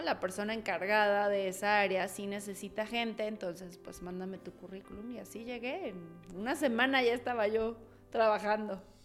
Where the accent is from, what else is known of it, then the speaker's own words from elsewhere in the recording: Mexico City, Mexico; Soy originaria de Ciudad de México